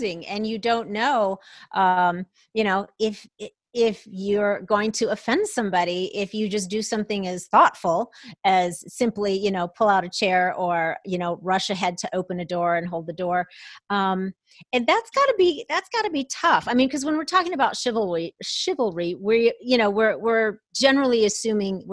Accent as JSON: {"language": "English", "town": "Minneapolis–Saint Paul", "region": "Minnesota", "country": "United States", "tie": "born or raised there", "also_born_or_lived": "Atlanta, Georgia", "moved": "as an adult", "said": "I was born and raised in the Twin Cities in Minnesota"}